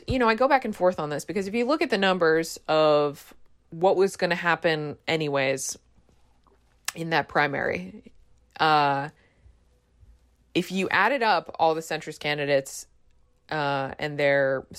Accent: Texas, United States; And to say that as a Texan is pretty big.

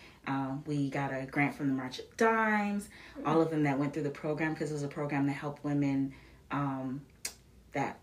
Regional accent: Florida, United States; moved away as an adult; also born or lived in North Carolina; I grew up in Florida

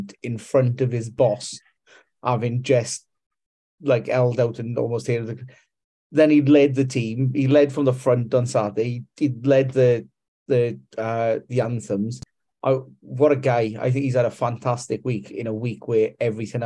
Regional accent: Wales, United Kingdom

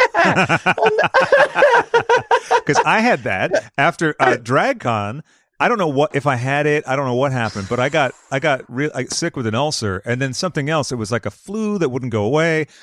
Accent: United States; us Americans

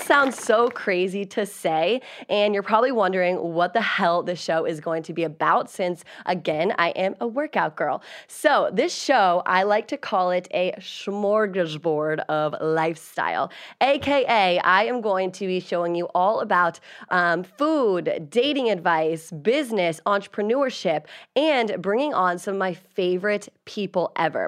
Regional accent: Virginia, United States; moved away; I'm originally from Virginia

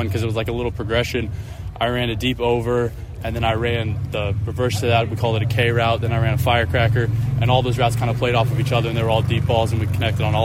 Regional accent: Kansas City, United States; growing up in Kansas City, growing up a huge Chiefs fan

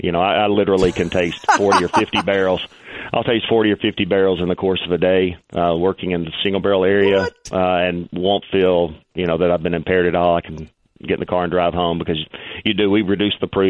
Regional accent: West Tennessee, United States; I'm a native Tennessean. I grew up over in West Tennessee

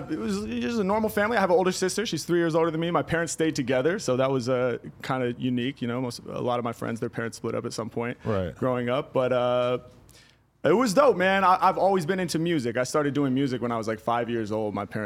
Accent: Portland, Oregon, United States; moved away as an adult; now in Los Angeles, United States; Yeah, I'm from Portland, Oregon, originally. Born and raised there. And then came down to L.A., in 2008

